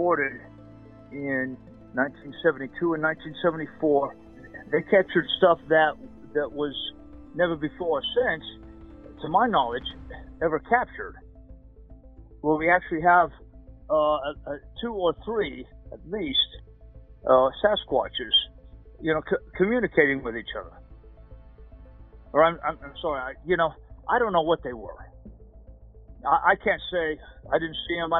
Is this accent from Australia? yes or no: no; Ogden, Utah, United States; I grew up in Ogden, Utah